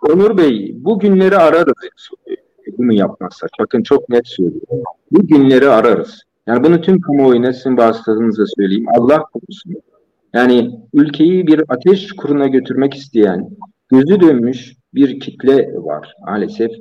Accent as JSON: {"language": "Turkish", "country": "Turkey", "said": "ben Türk'üm"}